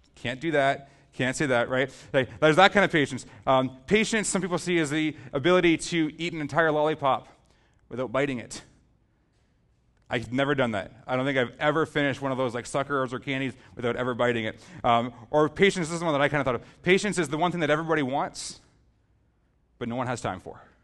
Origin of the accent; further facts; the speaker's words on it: Southern Ontario, Canada; We're from Southern Ontario